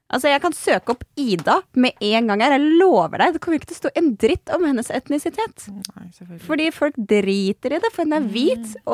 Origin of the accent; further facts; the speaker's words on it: Norway; also born or lived in Strømmen / Aurskog-Høland; jeg er jo helt norsk. Jeg er oppvokst